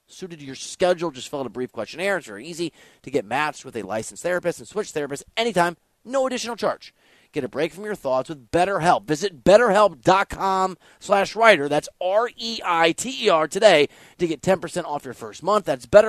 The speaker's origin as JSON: {"language": "English", "region": "Midwest", "country": "United States", "said": "I'm from the Midwest, that part of the country where I come from"}